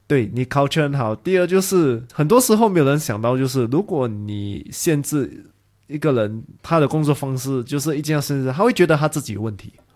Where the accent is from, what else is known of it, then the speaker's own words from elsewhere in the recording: Singapore; 因为我是新加坡人嘛